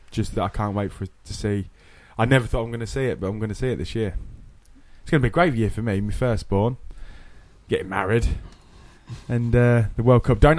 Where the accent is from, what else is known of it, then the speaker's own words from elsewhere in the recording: England, United Kingdom; I'm an Englishman.